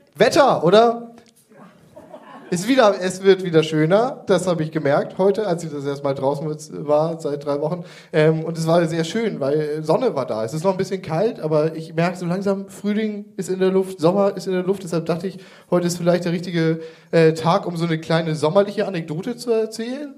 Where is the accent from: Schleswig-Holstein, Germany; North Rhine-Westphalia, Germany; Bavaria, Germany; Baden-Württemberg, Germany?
Schleswig-Holstein, Germany; Kreis Pinneberg; Ich komme ursprünglich aus dem Kreis Pinneberg